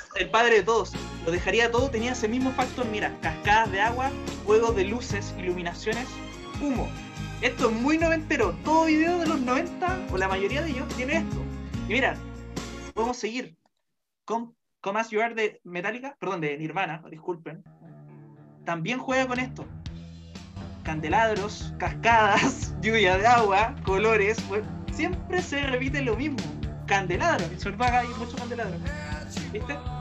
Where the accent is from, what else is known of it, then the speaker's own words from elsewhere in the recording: Viña del Mar, Valparaíso, Chile; moved away; me acuerdo así como de mis primeros recuerdos en Viña